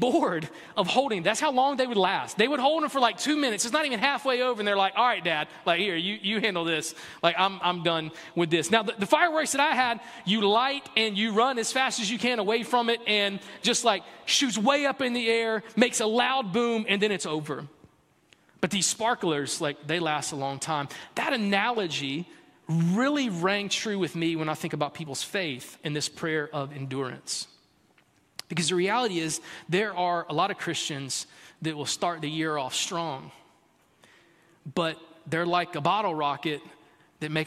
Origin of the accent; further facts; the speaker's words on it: South Carolina, United States; I'm from South Carolina. I was born and raised in South Carolina